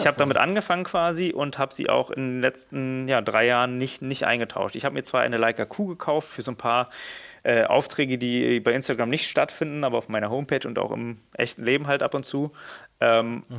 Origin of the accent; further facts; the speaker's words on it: Berlin, Germany; ich bin Berliner, born and raised, äh, geboren in Steglitz, aber dann aufgewachsen in äh, Neukölln